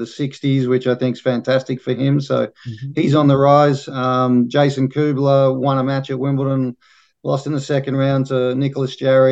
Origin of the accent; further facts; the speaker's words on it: Australia; being Australian